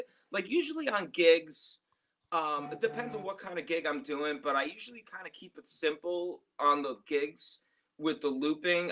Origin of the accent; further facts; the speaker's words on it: New York City, New York, United States; I was born in Brooklyn